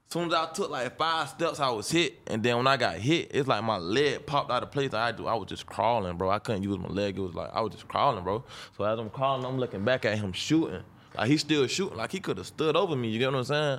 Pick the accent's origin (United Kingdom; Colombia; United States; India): United States; Jacksonville, Florida; I'm from Jacksonville, north side of Jacksonville